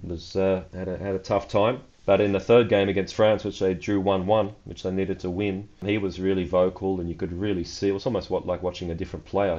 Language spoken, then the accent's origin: English; Australia; also born or lived in Germany; now in Portugal; I come from Australia